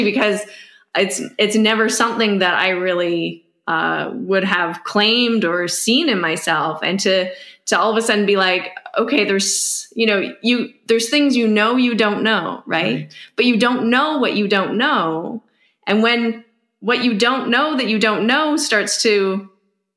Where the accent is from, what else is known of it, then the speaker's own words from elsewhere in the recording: Canada; speaking as a Canadian